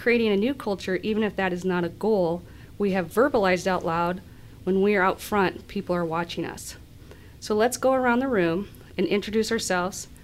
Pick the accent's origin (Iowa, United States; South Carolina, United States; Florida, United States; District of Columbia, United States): Iowa, United States; Cedar Rapids; I grew up in Cedar Rapids, Iowa, small town.